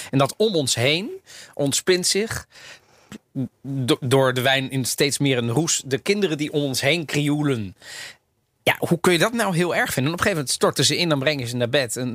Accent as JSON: {"language": "Dutch", "country": "Netherlands", "also_born_or_lived": "Italy", "said": "als Nederlander."}